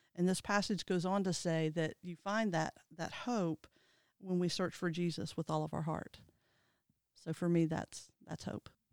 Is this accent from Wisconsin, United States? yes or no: no; Ohio, United States; I grew up in Ohio with my mom and my dad